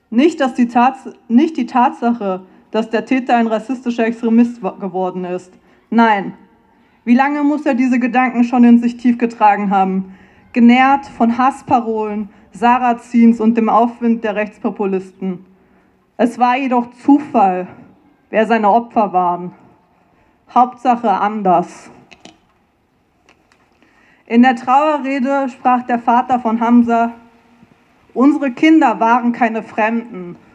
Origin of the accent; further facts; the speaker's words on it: Frankfurt, Hesse, Germany; now in Vienna, Austria; ich bin ursprünglich aus Frankfurt, das ist eine Stunde entfernt von Hanau.